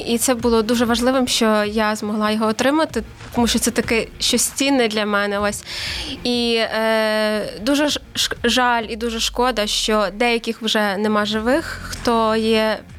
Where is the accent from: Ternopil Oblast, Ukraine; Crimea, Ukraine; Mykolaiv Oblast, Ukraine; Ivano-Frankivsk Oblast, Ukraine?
Ivano-Frankivsk Oblast, Ukraine; Ivano-Frankivsk; я з Івано-Франківська